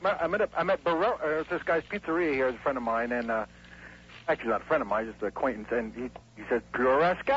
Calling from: Hollywood, Florida, United States; I'm a long-time listener and a first-time caller, and I'm calling from Hollywood Beach.

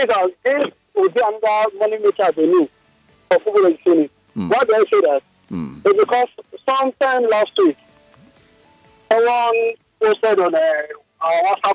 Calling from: Lagos, Nigeria; I'm calling from Lekki.

